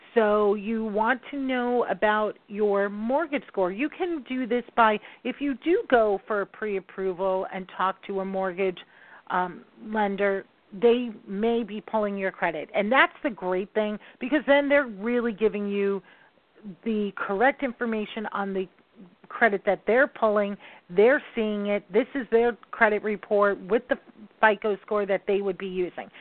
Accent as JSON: {"language": "English", "region": "New York", "country": "United States", "said": "I am a New Yorker. I talk fast"}